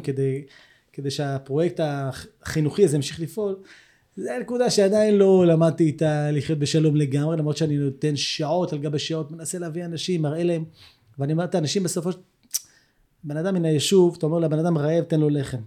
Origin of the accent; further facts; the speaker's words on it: Herzliya, Tel Aviv District, Israel; moved away as an adult; also born or lived in Jerusalem; now in Kibbutz Hanaton, Israel; אני גדלתי בהרצליה